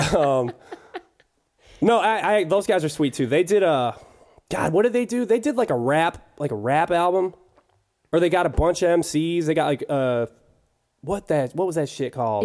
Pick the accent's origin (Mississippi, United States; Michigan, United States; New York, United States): Michigan, United States; Clarkston; We're from Clarkston, by the way. Both of us are from Clarkston